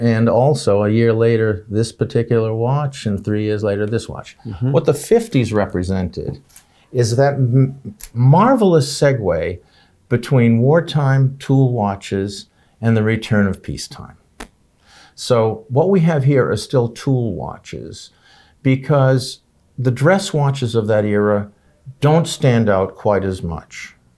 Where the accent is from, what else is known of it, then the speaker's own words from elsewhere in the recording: United States; I'm an American